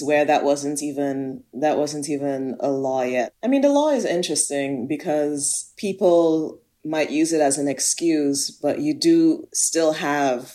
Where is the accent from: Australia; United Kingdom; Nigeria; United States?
Nigeria; southern Nigeria; born or raised there